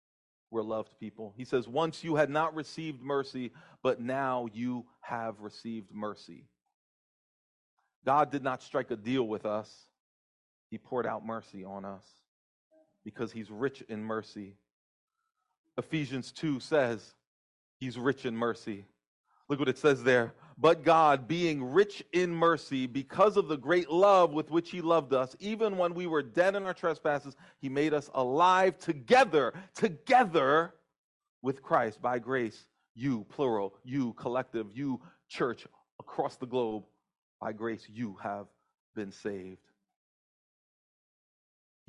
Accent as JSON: {"language": "English", "region": "New Jersey", "country": "United States", "tie": "born or raised there", "said": "I happen to be the son of Brazilian immigrants. My parents came to the United States in the 60s. I grew up in New Jersey"}